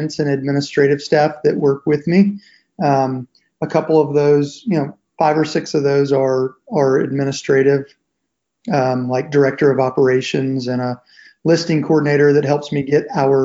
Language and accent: English; Nashville, Tennessee, United States; I'm originally from Nashville